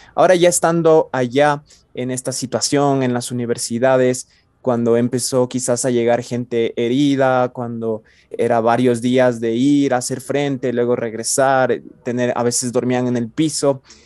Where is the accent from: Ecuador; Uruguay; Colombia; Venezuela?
Ecuador; todos somos ecuatorianos